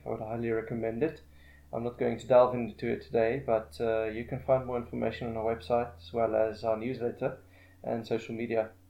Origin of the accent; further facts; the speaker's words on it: Pretoria, Gauteng, South Africa; I've been residing in Pretoria for the past thirty years, um, pretty much my whole life.